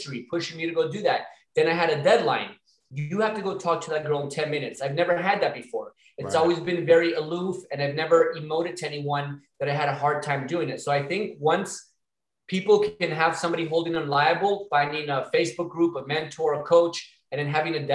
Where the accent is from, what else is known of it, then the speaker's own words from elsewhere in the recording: Miami, Florida, United States; I'm from Miami